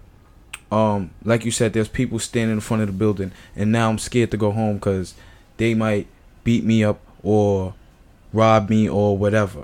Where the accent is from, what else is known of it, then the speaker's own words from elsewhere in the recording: St. Kitts & Nevis; now in United States; I come from St. Kitts and Nevis